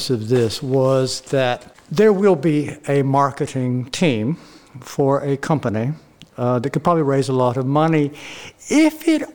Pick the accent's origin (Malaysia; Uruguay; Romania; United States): United States; the South; I come from the South